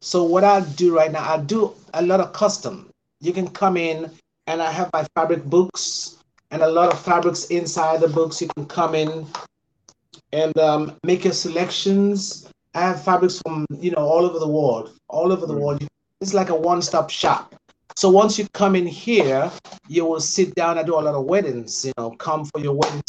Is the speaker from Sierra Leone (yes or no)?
yes; Freetown, Western Area, Sierra Leone; moved away as an adult; also born or lived in Decatur, Georgia, United States; now in Atlanta, United States; I'm from West Africa, Freetown, Sierra Leone. I came here in 1987